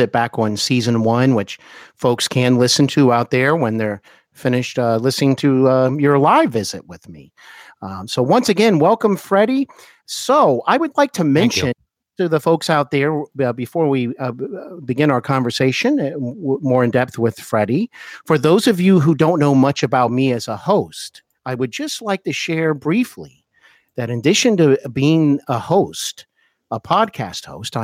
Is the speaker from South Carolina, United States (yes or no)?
no; Cincinnati, Ohio, United States; also born or lived in Hollywood; I'm now back in my hometown of Cincinnati, Ohio